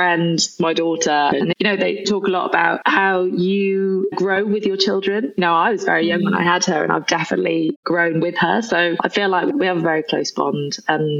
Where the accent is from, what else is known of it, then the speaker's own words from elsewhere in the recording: Nantwich, North West England, United Kingdom; moved away as an adult; also born or lived in London; I'm actually from Cheshire, a place called Nantwich, but nobody's ever really heard of it. I grew up on a dairy farm in the middle of nowhere